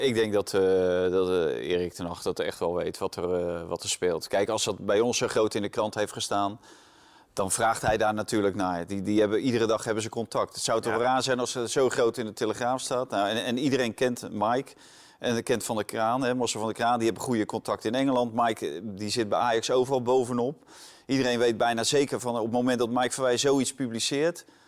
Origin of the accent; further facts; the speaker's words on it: Netherlands; wij denken als Nederlanders